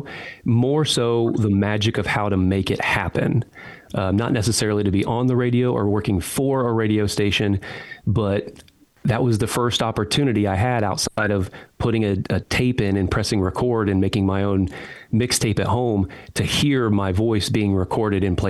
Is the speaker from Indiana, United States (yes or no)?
yes; New Castle, Indiana, United States; now in Nashville, United States; I'm from Newcastle, Indiana